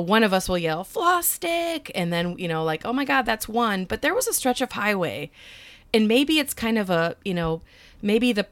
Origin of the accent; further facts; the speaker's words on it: Iowa, United States; we're from Iowa